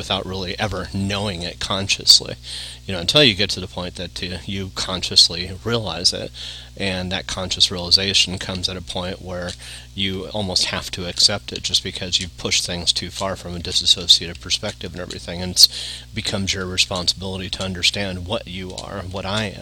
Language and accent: English; Yorba Linda, California, United States; also born or lived in Studio City, California; I was born and raised in Yorba Linda